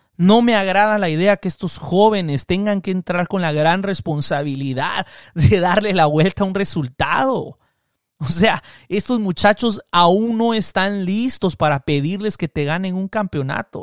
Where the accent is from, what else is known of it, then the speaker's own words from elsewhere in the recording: Cobán, Alta Verapaz, Guatemala; moved away; yo tengo el equipo de mi infancia, el Cobán Imperial de Guatemala, que no lo pasan en la televisión y que rara vez yo pude ver, que mi papá me llevó un par de veces a verlos jugar. De ahí me mudé fuera de mi pueblo